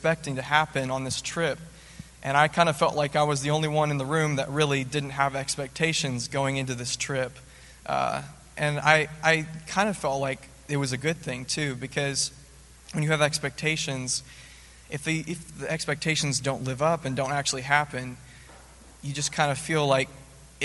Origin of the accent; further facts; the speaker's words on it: Nashville, Tennessee, United States; I'm from Nashville, Tennessee. As a kid, I always grew up in the church